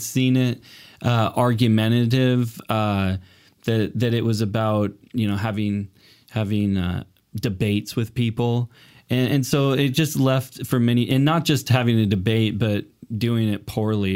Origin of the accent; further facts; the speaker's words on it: Portland, Oregon, United States; moved away as an adult; also born or lived in Los Angeles, United States; now in Canada; I'm originally from Portland, Oregon, came up here